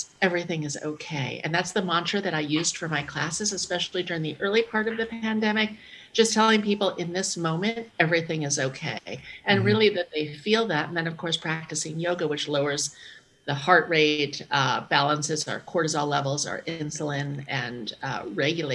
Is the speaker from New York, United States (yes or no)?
yes; New York City, New York, United States; I'm from New York City, you know, where crime has gone up 740%